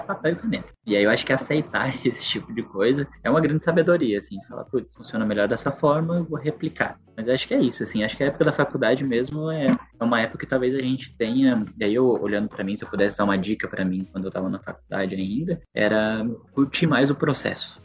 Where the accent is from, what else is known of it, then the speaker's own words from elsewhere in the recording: a town near Curitiba, Paraná, Brazil; Eu sou paranaense, é de uma cidade pertinho de Curitiba.